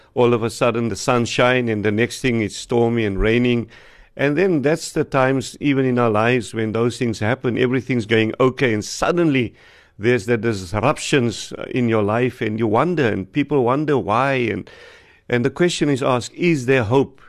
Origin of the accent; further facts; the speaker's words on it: Wellington, Western Cape, South Africa; From Wellington, I'm from Wellington